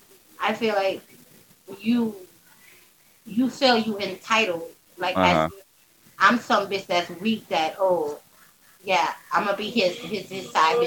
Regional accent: New York City, New York, United States; I'm from New York

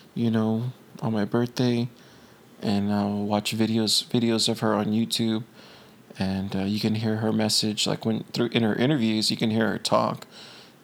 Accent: Corpus Christi, Texas, United States; moved away; I grew up in Corpus

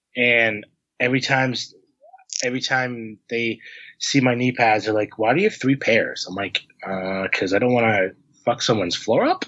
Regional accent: Harvard, Massachusetts, United States; I'm from Massachusetts, I'm like I'm from Harvard, and I get a lot of like, oh, you you um from the the Harvard University? I'm like, no, I'm from the town.

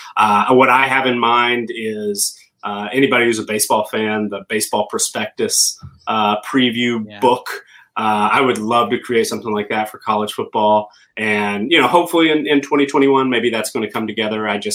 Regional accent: the South, United States; accent: Southern; But I every once in a while my Southern accent will slip out on a particular word, yes, too, but I lost the majority of my accent long ago, I think.

